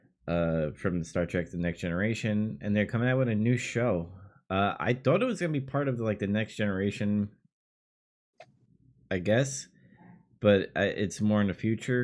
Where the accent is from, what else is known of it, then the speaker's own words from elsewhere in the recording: New York City, New York, United States; my hometown in Queens